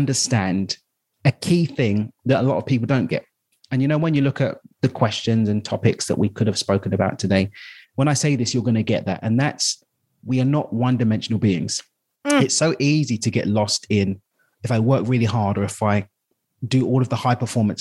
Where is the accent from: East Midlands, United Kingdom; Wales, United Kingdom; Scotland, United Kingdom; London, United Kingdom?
London, United Kingdom; I'm from East London.